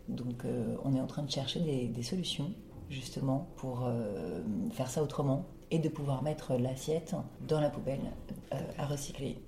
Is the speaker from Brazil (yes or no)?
yes; Brazil; moved away; brésilienne, euh, j'ai passé mon enfance au Brésil.